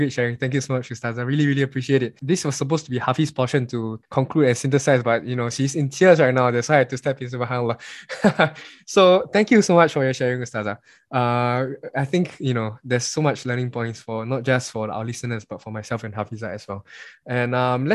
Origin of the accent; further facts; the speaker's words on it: Singapore; As Singaporean Muslims, we are so lucky and blessed to be in Singapore